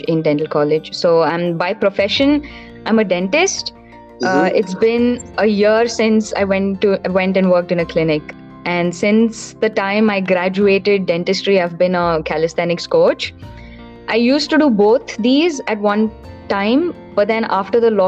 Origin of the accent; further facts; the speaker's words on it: Bangalore, Karnataka, India; also born or lived in Tiruchirappalli, Tamil Nadu; I was born in Tamil Nadu, a small place called Tirchi, but I was brought up in Bangalore, so I consider myself a hardcore Bangalorean.